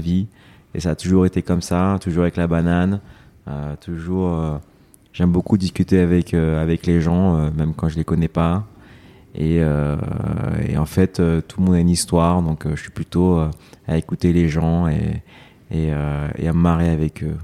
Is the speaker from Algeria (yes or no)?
no; Évry, Île-de-France, France; also born or lived in Corbeil-Essonnes / United States; je suis né à Corbeil-Essonne, mmh. dans l'Essonne, mmh. donc euh, une banlieue parisienne. Et euh, j'ai grandi dans la ville d'à côté, à Évry